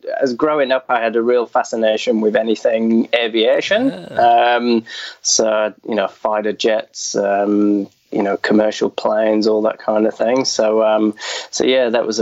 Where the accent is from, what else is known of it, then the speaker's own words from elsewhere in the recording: Wakefield, Yorkshire and the Humber, United Kingdom; accent: West Yorkshire; moved away as an adult; now in Australia; But originally, it is a Yorkshire, West Yorkshire accent. I grew up around Wakefield, which is not too far from Leeds.